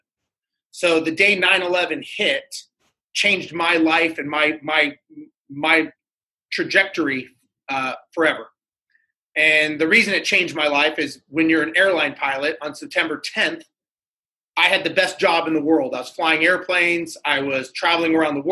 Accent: Los Angeles, California, United States; Born and raised in Los Angeles, grew up there

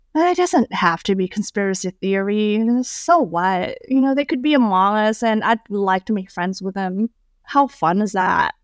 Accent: Indonesia; moved away as an adult; also born or lived in Wisconsin, United States; now in United States; when I was growing up in Indonesia, I never felt like I fit in.

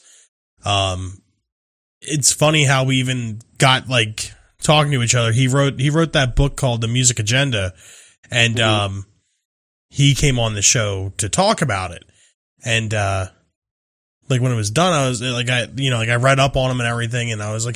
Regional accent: New Jersey, United States; we're based out of New Jersey

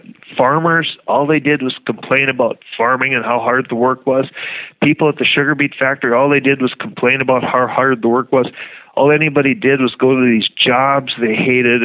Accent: northern Red River Valley, North Dakota, United States; born or raised there

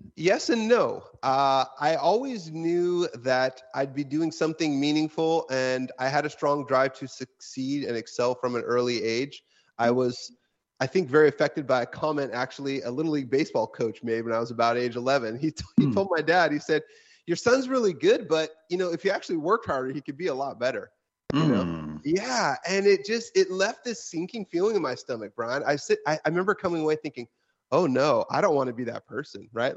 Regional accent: Washington, United States; my home state of Washington State

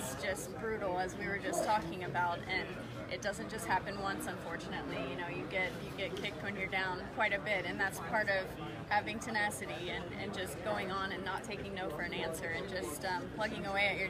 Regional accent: Houston, Texas, United States; Born and raised in Houston, Texas.

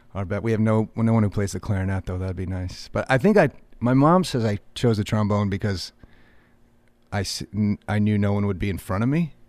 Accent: about forty-five minutes west of Boston, Massachusetts, United States; I grew up, uh, about forty-five minutes west of Boston

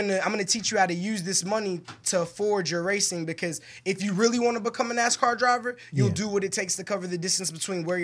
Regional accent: New York, United States; Me and you both from New York

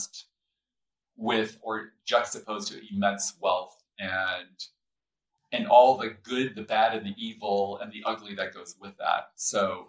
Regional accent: São Paulo, Brazil; also born or lived in Rio de Janeiro, Brazil; now in Colorado, United States; I grew up in Brazil. So in specifically Sao Paulo, and spent time in Rio.

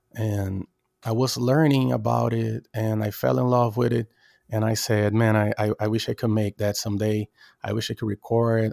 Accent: Brazil; now in Norway; I'm Brazilian, I'm from Brazil

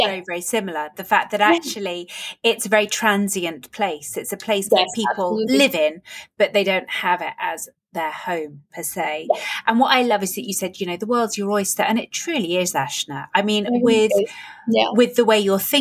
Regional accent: Northern Ireland, United Kingdom; now in England; I was actually born in England and then we moved over to Northern Ireland later. But I've always called myself Northern Irish, even though I live in England again.

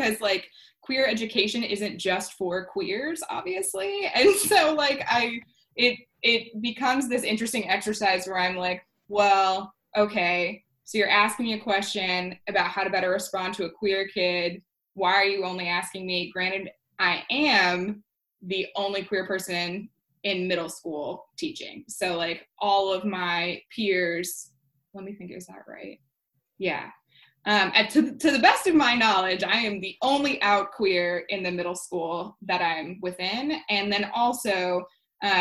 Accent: Connecticut, United States; We are Connecticut broads

